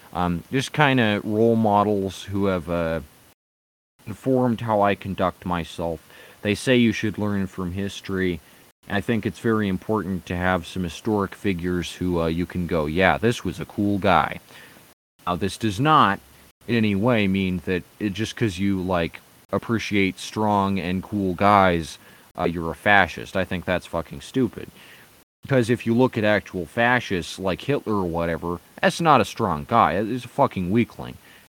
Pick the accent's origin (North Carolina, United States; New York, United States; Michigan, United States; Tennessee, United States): New York, United States; Brooklyn; Boy, I'm from Brooklyn, and this is the most diverse place